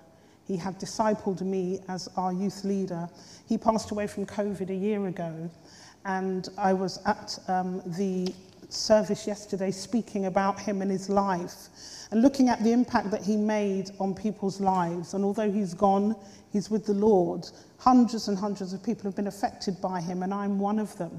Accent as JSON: {"language": "English", "town": "Slough", "region": "South East England", "country": "United Kingdom", "tie": "born or raised there", "also_born_or_lived": "Hammersmith, London", "said": "I actually was born in Hammersmith here in London. And my parents and I and my three sisters, we were shipped out to Slough by the time I was 4 years old"}